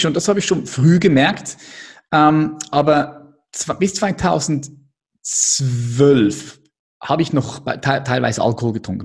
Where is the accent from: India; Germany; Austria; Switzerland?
Switzerland; Adliswil, Zurich; Ich bin aufgewachsen hier in der Schweiz, in Adliswil